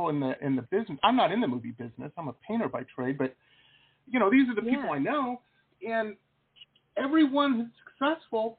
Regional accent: Detroit, Michigan, United States; moved away as an adult; also born or lived in Boston / San Diego; I grew up in the Midwest in Detroit, went to school in Boston

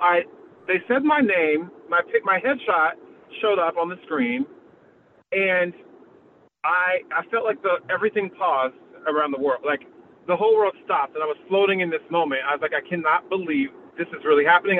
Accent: San Diego, California, United States; moved away as an adult; also born or lived in New York; I grew up in San Diego

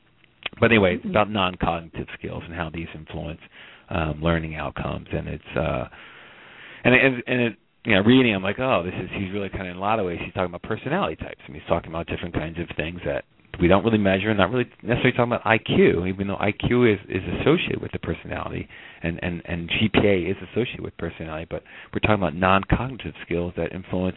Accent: outside of Camden, New Jersey, United States; I grew up outside of Camden, in a kind of affluent suburb, a few miles away

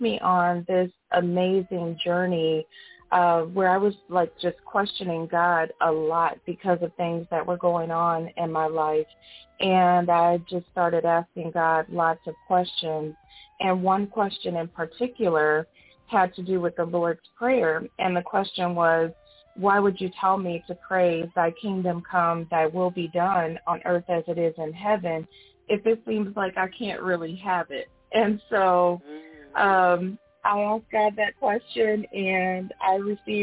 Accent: St. Louis, Chicago, Midwest, United States; moved away as an adult; now in Atlanta, United States; I'm originally from the Midwest, St. Louis, Chicago, and now I live just outside of Atlanta, Georgia

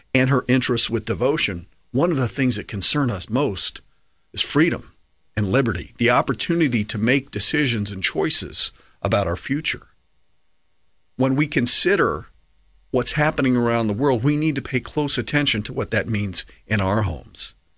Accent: United States; as an American patriot

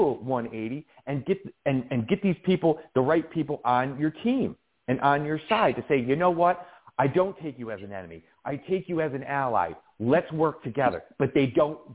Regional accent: Colonie, New York, United States; now in Albany, United States; I grew up in Colony area and went through the school system in Colony

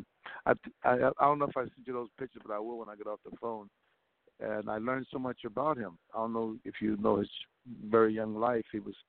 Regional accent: New York, United States; also born or lived in Jacksonville, Florida; now in Los Angeles, United States; No, I was born in Jacksonville, Florida, and I went to New York at a very young age.

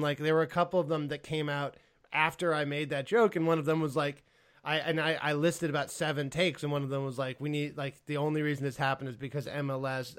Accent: United States; I'm American by birth uh, and Spanish by heritage

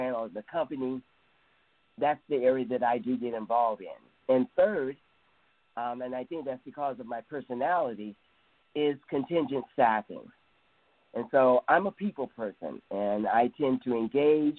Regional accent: Cleveland, Ohio, United States; now in California, United States; I'm originally from Cleveland, Ohio, better known as the Mistake on the Lake

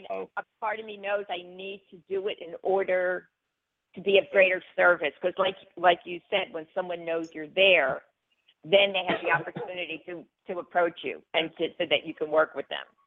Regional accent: New York, United States; moved away; also born or lived in Los Angeles; I was born in New York. My whole family was born in New York.

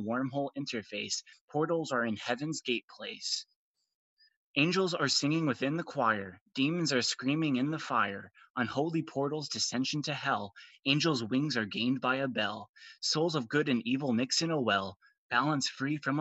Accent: Arizona, United States; I'm 20 years old. I'm from Arizona.

